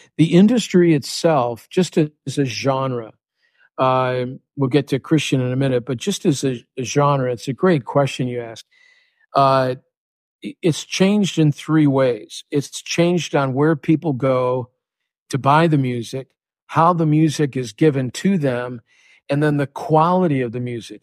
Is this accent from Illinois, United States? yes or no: yes; Chicago, Illinois, United States; now in South Florida, United States; I'm from Chicago